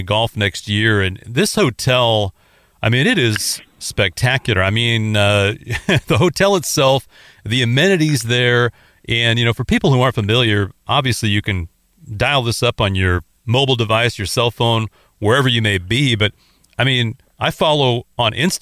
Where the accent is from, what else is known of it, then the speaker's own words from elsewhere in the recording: Minnesota, United States; I'm obviously from Minnesota